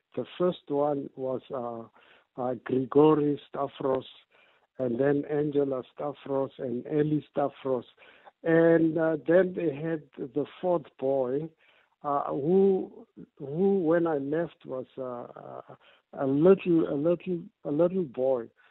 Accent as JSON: {"language": "English", "town": "Kimberley", "region": "Northern Cape", "country": "South Africa", "tie": "born or raised there", "moved": "yes", "lives_now": "Polokwane, South Africa", "said": "I grew up in Kimberley"}